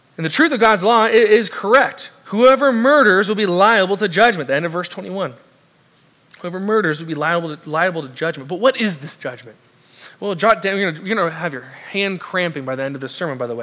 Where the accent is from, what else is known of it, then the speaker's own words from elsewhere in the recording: South Orange County, Southern California, United States; moved away; I'm originally from the southern California, South Orange County specifically. And I grew up and was raised near, right near the beach, five minutes from it